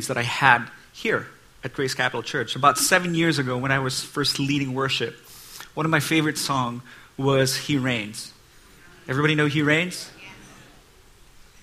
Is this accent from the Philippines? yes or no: yes; Philippines; moved away as an adult; now in United States; I'm Asian. I came from the Philippines, and that was about 20 years ago